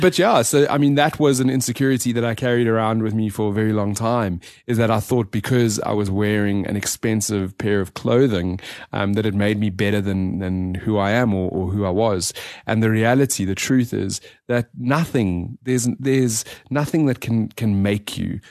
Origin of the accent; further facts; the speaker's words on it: Johannesburg, Gauteng, South Africa; grew up in the south of Johannesburg